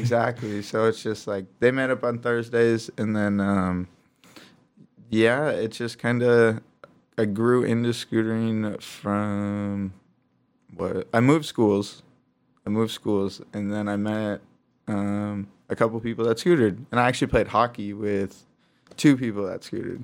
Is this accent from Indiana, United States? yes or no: no; Traverse City, Michigan, United States; also born or lived in Grand Rapids, Michigan; now in Los Angeles, United States; born in Grand Rapids, grew up in Traverse City, Michigan, and now I live out in Los Angeles, California